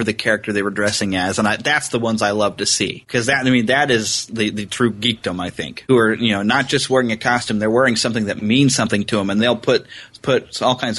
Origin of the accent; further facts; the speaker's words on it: United States; I'm pure American